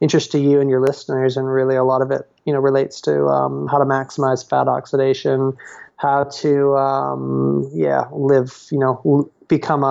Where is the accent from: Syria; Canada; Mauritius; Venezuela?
Canada; also born or lived in Australia; now in Revelstoke, Canada; I'm Canadian, but I've spent a whole lot of time in your neck of the woods down in Australia.